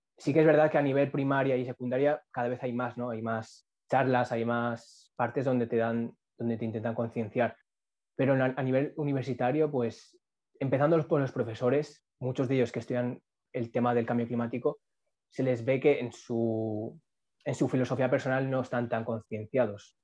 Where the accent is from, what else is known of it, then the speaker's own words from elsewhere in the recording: Castellón, Valencian Community, Spain; now in Burjassot, Spain; nací en Castillo, he vivido en Castillo, en la ciudad